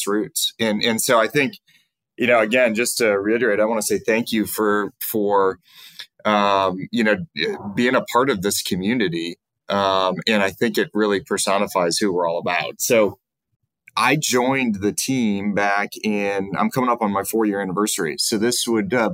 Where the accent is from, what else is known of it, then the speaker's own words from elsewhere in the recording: Cleveland, Ohio, United States; moved away as an adult; now in Columbus, United States; I'm originally from Cleveland, but I've lived in Columbus for really off and on since 1996, when I attended undergraduate school here down at Ohio State